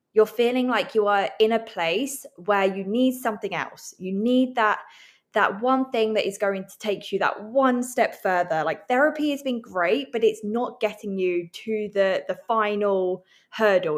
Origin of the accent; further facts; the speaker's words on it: England, United Kingdom; now in Vancouver, Canada; I'm living in Vancouver. I'm from England